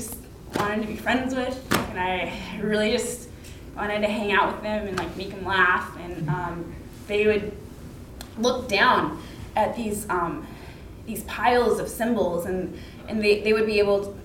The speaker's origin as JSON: {"language": "English", "region": "Alaska", "country": "United States", "tie": "born or raised there", "said": "I grew up in Alaska"}